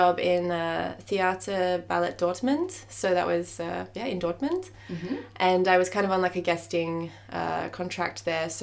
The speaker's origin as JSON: {"language": "English", "town": "Adelaide", "region": "South Australia", "country": "Australia", "moved": "as an adult", "lives_now": "Belgium", "said": "I'm from Adelaide, South Australia"}